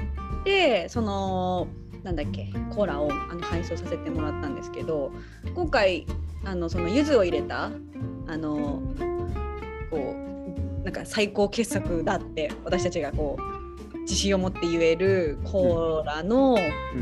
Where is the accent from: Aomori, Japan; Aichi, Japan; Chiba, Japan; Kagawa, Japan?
Aomori, Japan; Hachinohe; 地元の八戸にはさ、そのエンブリっていう